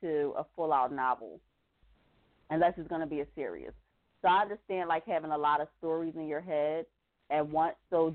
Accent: Philadelphia, Pennsylvania, United States; I'm from Philly

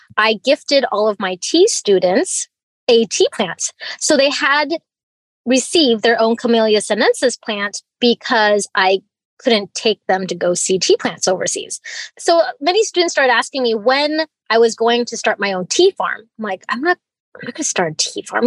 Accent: Fairbanks, Alaska, United States; also born or lived in Hong Kong; I was born in Hong Kong and I was raised in Fairbanks, Alaska here.

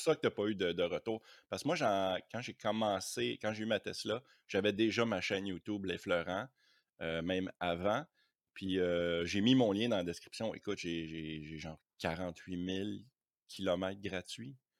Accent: Quebec, Canada; moi je suis québécois

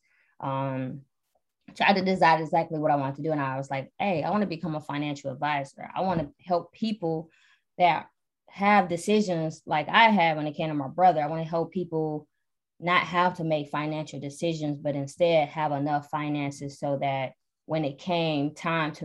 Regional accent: Detroit, Michigan, United States; moved away as an adult; now in Atlanta, United States; I am from Detroit originally, born and raised

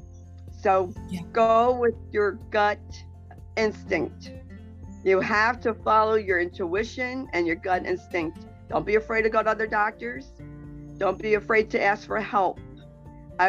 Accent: New Jersey, United States; I'm from New Jersey, so I'm a little rough around the edges

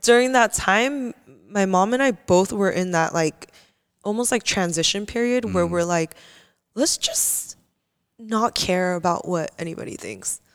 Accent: Simi Valley, California, United States; also born or lived in Canoga Park / Koreatown; I moved to Simi Valley for I think from like kindergarten.

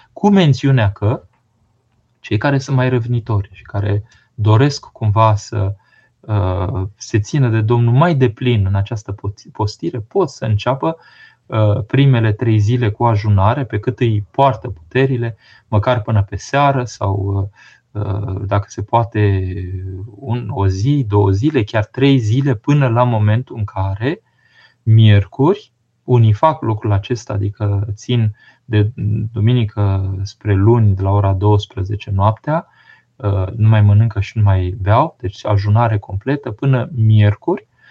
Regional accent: Romania; când eram mic în România comunistă

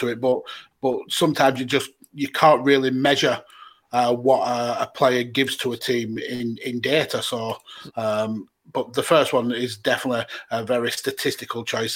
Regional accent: United Kingdom; as British football fans

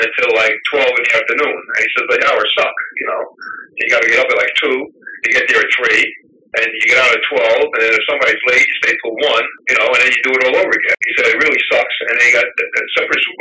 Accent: Middlesex County, New Jersey, United States; I grew up in Middlesex County, New Jersey.

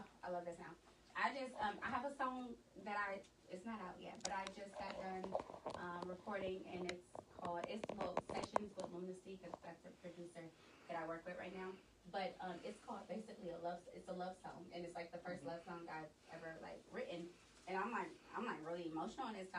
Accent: Oakland, California, United States; I'm from Oakland.

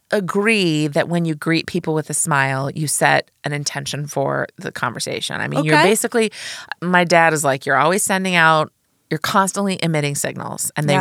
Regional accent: Midwest, United States; now in New York, United States; I'm from the Midwest

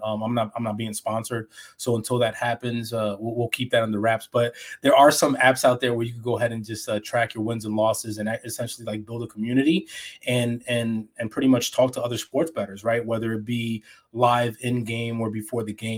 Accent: New York City, New York, United States; I grew up in New York City, so it was pretty much I had a different upbringing

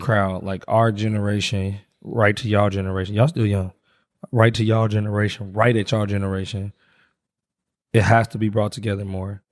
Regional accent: Indianapolis, Indiana, United States; I grew up in Wayne Township

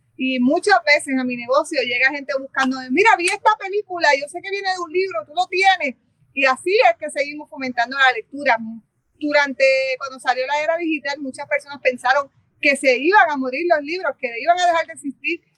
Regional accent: Barranquitas, Puerto Rico; soy natural de Barranquitas.

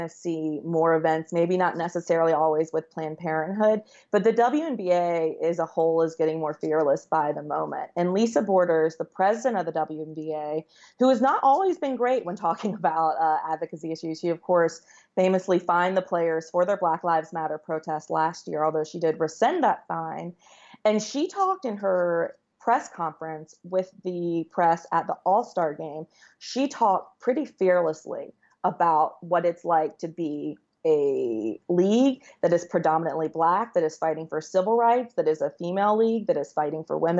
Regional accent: the South, United States; I'm from the South

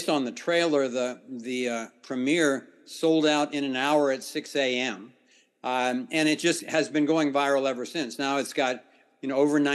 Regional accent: Ohio, United States; I grew up in the Midwest in Ohio

